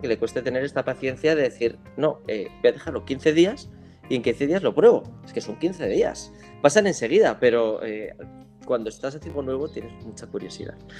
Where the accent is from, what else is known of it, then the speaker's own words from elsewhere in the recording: Navarre, Spain; como buen navarro